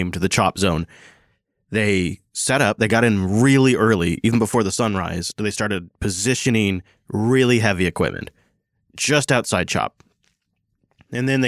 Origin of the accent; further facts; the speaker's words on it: Seattle, Washington, United States; my hometown of Seattle